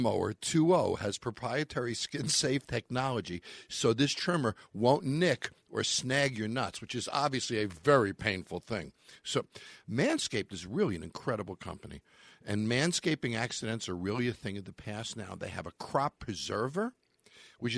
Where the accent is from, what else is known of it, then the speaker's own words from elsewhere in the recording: Long Island, New York, United States; When I was a kid and I was growing up in Long Island